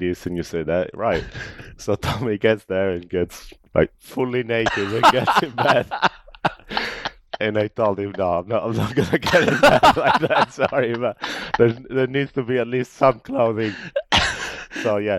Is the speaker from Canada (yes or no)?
no; Italy; growing up in Italy